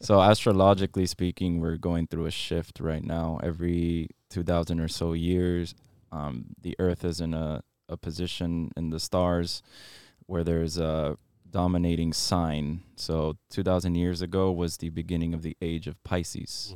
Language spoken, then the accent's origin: English; Miami, Florida, United States; I was born and raised here in Miami, um, so I'm a local